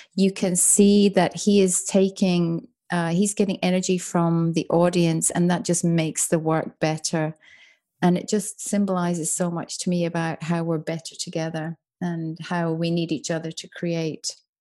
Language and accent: English; Ireland; accent: soft Irish; moved away as an adult; also born or lived in United Kingdom; now in Melbourne, Australia; as an Irish person, uh, growing up in, you know, the seventies and eighties